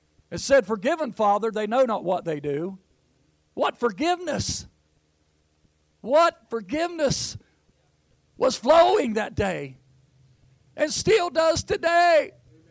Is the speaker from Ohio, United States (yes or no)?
yes; Jackson, Ohio, United States; I'm from Jackson, Ohio